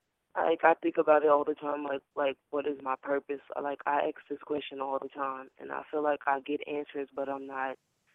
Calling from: Decatur, Illinois, United States; I'm calling from Decatur, Illinois.

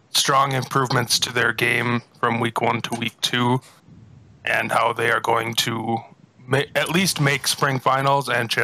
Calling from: Minnesota, United States

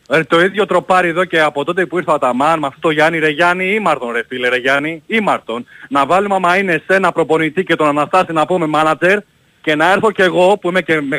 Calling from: Brisbane, Queensland, Australia; Ο … είμαι από το Brisbane.

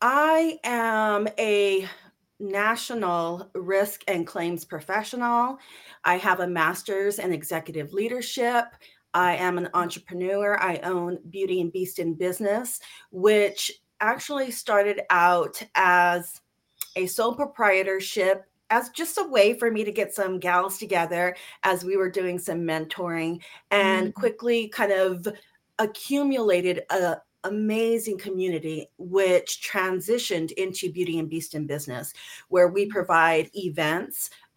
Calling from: California, United States; I'm in sunny Southern California.

